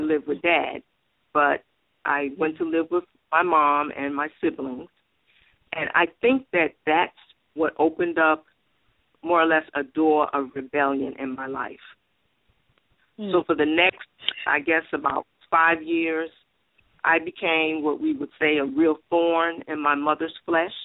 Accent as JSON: {"language": "English", "town": "New York City", "region": "New York", "country": "United States", "tie": "born or raised there", "said": "I was born and raised in Bronx, New York"}